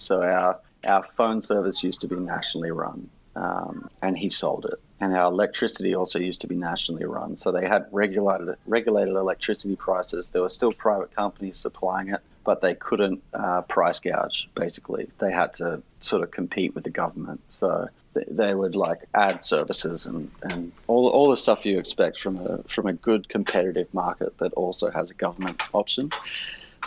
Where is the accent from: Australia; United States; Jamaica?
Australia